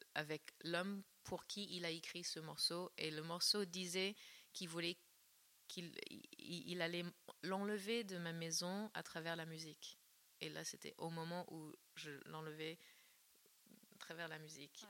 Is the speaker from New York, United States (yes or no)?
no; Northern California, United States; moved away; la Californie du Nord, là d'où je viens